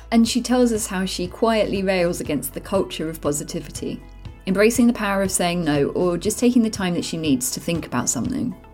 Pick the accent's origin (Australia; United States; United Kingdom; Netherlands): United Kingdom; London; as a Londoner